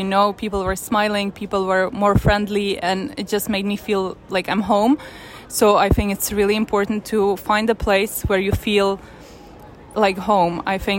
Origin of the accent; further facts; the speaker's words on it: Czechia; moved away as an adult; also born or lived in Ukraine / Milan, Italy / Paris, France; now in New York, United States; And I'm actually very blessed to even grow up in Czech Republic, because it was very different than growing up in Russia or Ukraine. And I'm very thankful to my parents that we moved to Czech Republic when I was little.